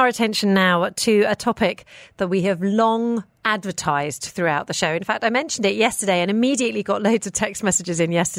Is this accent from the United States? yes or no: no; Hong Kong; now in Dubai, United Arab Emirates; I grew up in Hong Kong, and even A-star students had multiple tutors. It's just the way it is over there.